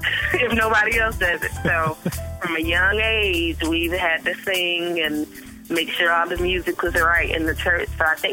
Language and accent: English; Michigan, United States; also born or lived in Raleigh-Durham, North Carolina; now in Raleigh, United States; I am actually originally from Michigan, but now I am in Raleigh, Durham, North Carolina.